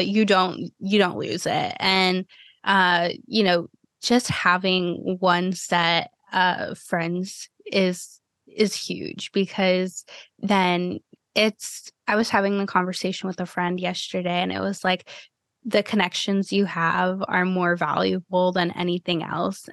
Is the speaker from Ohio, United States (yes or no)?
yes; Cleveland, Ohio, United States; now in Florida, United States; I grew up in Cleveland, Ohio and like going back up there now after living in Florida for a decade